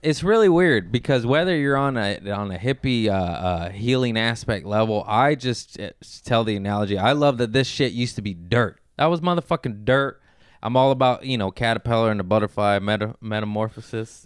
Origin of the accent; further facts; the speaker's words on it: Torrance, California, United States; also born or lived in Harbor City / Lomita; I grew up in Torrance, West Torrance, born in Harbor City. Then I moved to Lomita